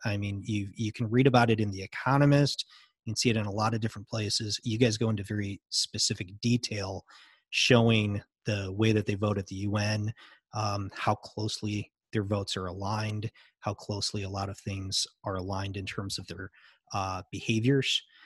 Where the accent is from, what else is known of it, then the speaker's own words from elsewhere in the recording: United States; I'm American